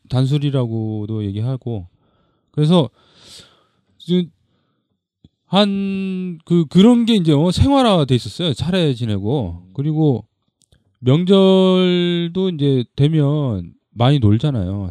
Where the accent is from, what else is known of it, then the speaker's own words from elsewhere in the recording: Busan, South Korea; 거기 부산에 있는 데인데. 그러니까 그 저희 고향에서 그 집성촌이 있어요